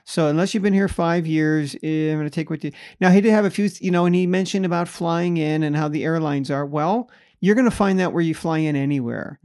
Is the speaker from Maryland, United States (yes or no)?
no; Bay Area, California, United States; now in Las Vegas, United States; I'm from the Bay Area